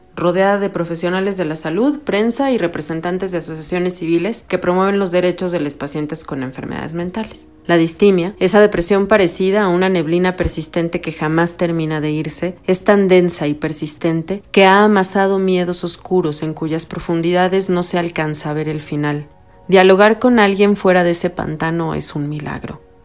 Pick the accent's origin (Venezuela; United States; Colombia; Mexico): Mexico; Mexico City; crecí en la Ciudad de México durante los años 80 en el mero cruce de insurgentes y reforma